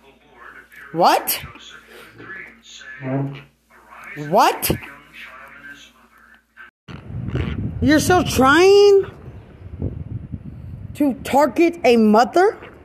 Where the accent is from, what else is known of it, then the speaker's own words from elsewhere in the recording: Lubbock, Texas, United States; I'm from Lubbock